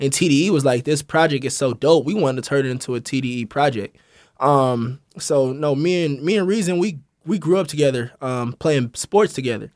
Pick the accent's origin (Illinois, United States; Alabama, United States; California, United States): California, United States; Los Angeles; also born or lived in Malibu / Missouri; from Crenshaw District, born and raised